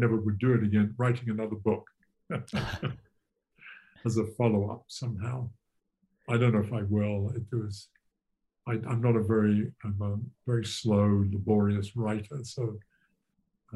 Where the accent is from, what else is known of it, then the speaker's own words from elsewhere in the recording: England, United Kingdom; moved away; I'm English originally